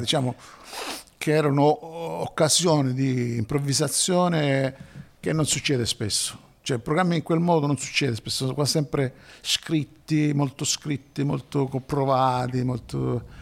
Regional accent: Messina, Sicily, Italy; sono di Messina.

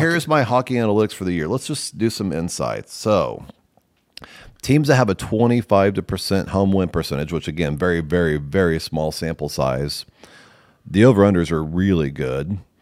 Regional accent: Nebraska, United States; I'm from Nebraska

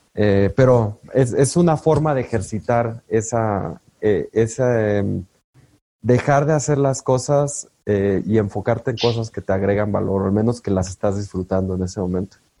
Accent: La Piedad, Michoacán, Mexico; yo crecí en La Piedad, Michoacán

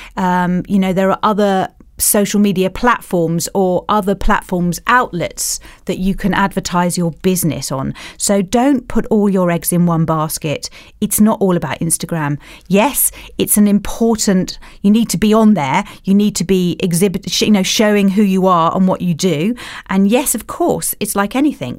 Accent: Kent, South East England, United Kingdom; moved away; I come from Kent, and my brother still lives there.

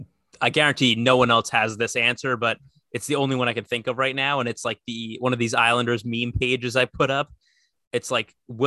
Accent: United States; we're from America.

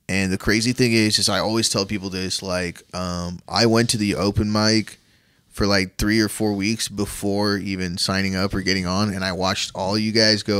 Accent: India; I was born in India

